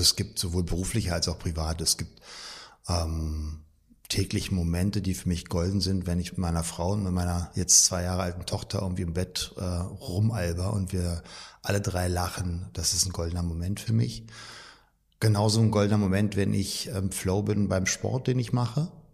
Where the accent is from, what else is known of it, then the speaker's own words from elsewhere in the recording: Berlin, Germany; Also physisch gerade noch Berlin und ich bin auch in Berlin groß geworden